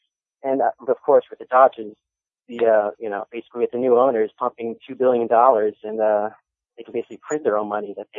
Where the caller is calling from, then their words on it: New Jersey, United States; I'm calling from New Jersey.